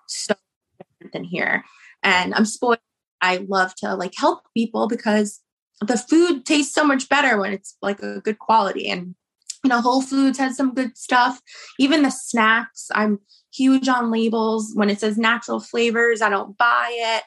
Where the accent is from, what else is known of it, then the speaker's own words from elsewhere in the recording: New Jersey, United States; I'm from New Jersey